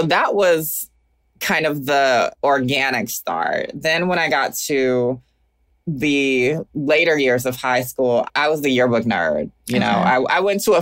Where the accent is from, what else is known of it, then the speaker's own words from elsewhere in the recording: Augusta, Georgia, United States; moved away as an adult; also born or lived in Atlanta, Georgia / Oakland, California; now in Brooklyn, United States; Even though I live in Brooklyn now, I am forever from Augusta, Georgia